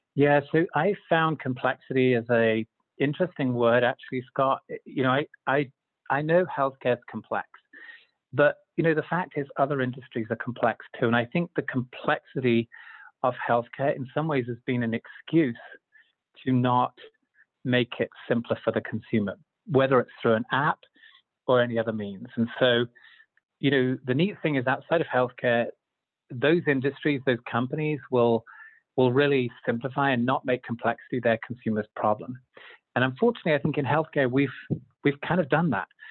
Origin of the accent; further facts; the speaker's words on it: Zambia; moved away as an adult; also born or lived in London, United Kingdom / United Kingdom; now in Utah, United States; I was born in London, grew up in Zambia in Africa, and uh, after high school and university in the UK